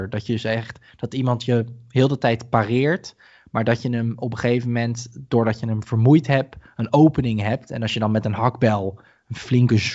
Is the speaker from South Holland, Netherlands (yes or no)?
yes; Rotterdam, South Holland, Netherlands; also born or lived in Kralingen; is het land waar de vikingen zitten is eigenlijk een beetje zoals Rotterdam-Zuid. Waar ik ben opgegroeid. En zij zoeken een betere plek. En toen mijn familie naar